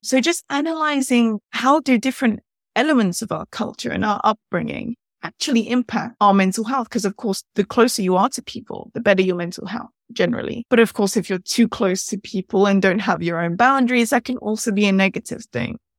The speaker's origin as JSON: {"language": "English", "region": "England", "country": "United Kingdom", "said": "I'm from England myself"}